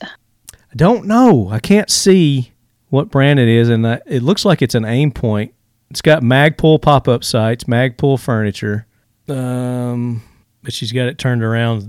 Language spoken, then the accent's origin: English; Tennessee, United States; this comes from my home state. I'm here in Tennessee.